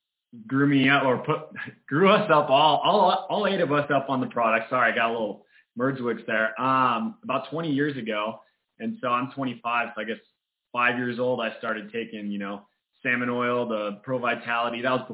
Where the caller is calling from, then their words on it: Big Bear Lake, California, United States; We are calling from Big Bear, California.